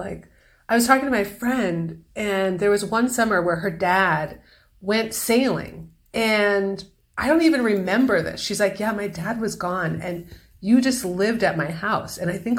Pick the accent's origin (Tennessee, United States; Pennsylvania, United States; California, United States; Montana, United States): California, United States; Los Angeles; moved away as an adult; also born or lived in Lake Tahoe, California / New York; now in Santa Fe, United States; I was born in Los Angeles. That's where you were born. Yeah, and I lived there until I was 13, 14. And then my mom moved up north by Lake Tahoe.